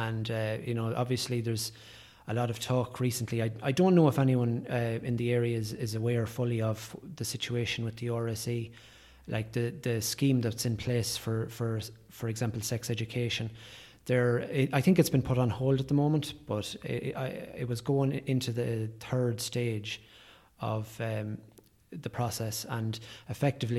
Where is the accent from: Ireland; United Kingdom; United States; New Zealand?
Ireland; Drumshanbo, Leitrim; I grew up in Drumshanbo